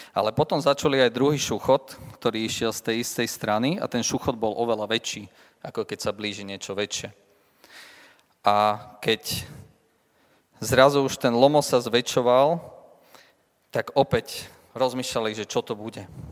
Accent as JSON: {"language": "Slovak", "town": "Leopoldov", "region": "Trnava Region", "country": "Slovakia", "said": "u nás v Leopoldove"}